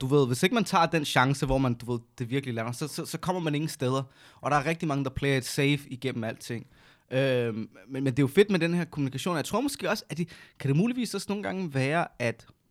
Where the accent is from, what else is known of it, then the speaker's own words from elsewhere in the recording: Næstved, Zealand, Denmark; Jeg kommer også fra 47, 4700 næste